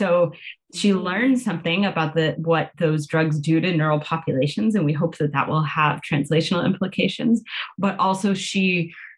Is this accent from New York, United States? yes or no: no; California, United States; now in Pittsburgh, United States; I grew up in California